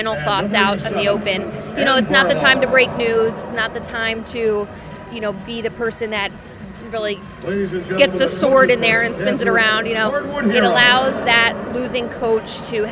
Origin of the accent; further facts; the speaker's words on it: Bloomington, Minnesota, United States; also born or lived in Washington, D.C.; I grew up in Bloomington. I went to Breck for high school, middle school and high school